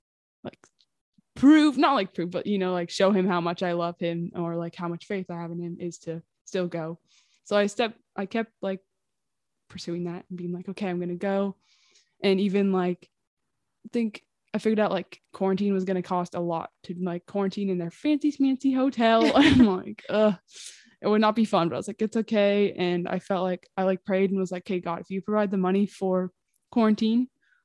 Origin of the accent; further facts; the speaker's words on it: Washington, United States; I'm 19 from Washington State in the U.S.